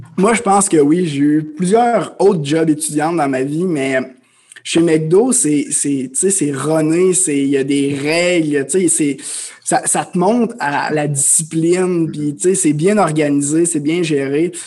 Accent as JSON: {"language": "French", "town": "Amos", "region": "Quebec", "country": "Canada", "tie": "born or raised there", "moved": "as an adult", "said": "je suis un, jeune homme originaire de l'Abitibi-Témiscamingue. Donc, euh, je viens d'Amos. j'ai grandi là, mes parents viennent de là"}